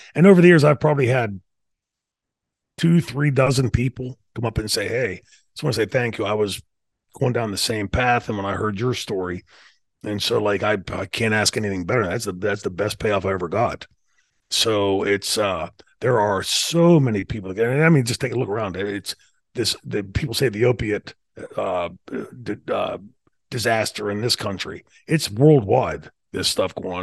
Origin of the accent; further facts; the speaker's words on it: New Brighton, Pennsylvania, United States; my hometown, which i told you before, sort of like Mayberry